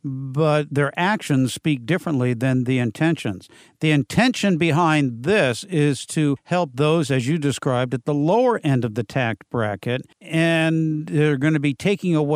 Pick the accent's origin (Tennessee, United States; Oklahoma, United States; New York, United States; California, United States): California, United States; San Diego; San Diego, my hometown.